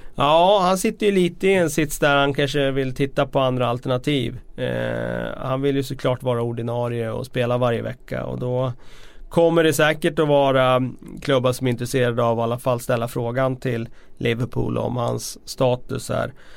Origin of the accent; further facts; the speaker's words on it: Västerås, Västmanland, Sweden; vi är från Sverige men jag är från Västerås